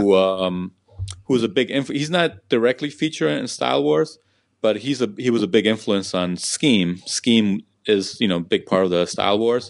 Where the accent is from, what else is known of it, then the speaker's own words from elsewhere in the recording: New York City, New York, United States; also born or lived in Peru; I grew up in Jackson Heights, Queens